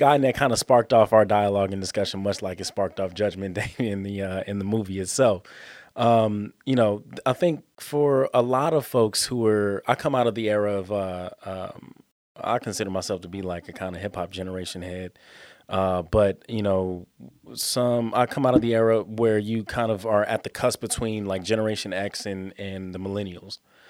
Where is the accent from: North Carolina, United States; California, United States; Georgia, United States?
California, United States; Los Angeles; I was born and raised in South Los Angeles, kind of grew up on 36th Place between Normandy and Western. Which is down the street from USC.